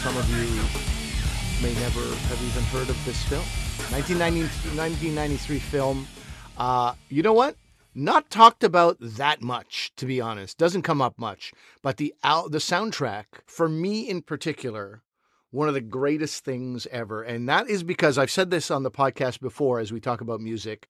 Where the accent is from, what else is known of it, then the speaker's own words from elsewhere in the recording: Quebec, Canada; I grew up in Quebec